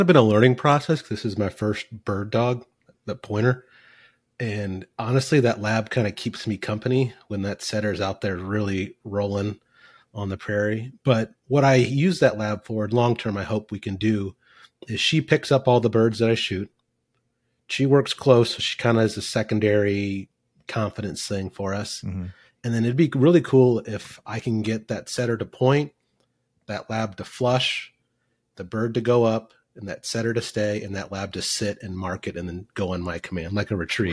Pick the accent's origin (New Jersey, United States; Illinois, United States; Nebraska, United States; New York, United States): Nebraska, United States; Fremont; also born or lived in West Point, Nebraska; now in Kansas, United States; adopted as a kid, 18 months old, and I grew up in Nebraska